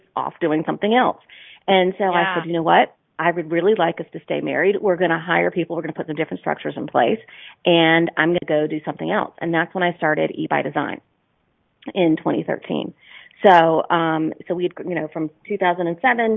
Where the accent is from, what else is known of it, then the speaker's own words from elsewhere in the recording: North Carolina, United States; moved away as an adult; decided to come back to my home state of North Carolina